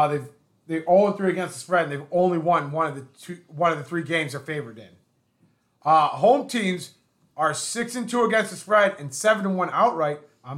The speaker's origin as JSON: {"language": "English", "town": "Chicago", "region": "Illinois", "country": "United States", "said": "we're from Chicago."}